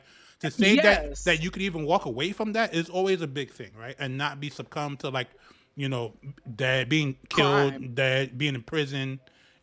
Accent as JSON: {"language": "English", "town": "New York City", "region": "New York", "country": "United States", "tie": "born or raised there", "said": "I grew up in the Bronx, South Bronx."}